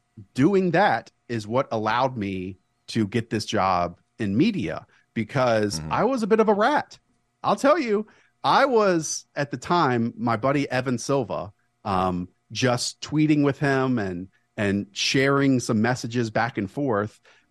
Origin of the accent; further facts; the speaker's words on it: Charlotte, North Carolina, United States; I grew up in Charlotte.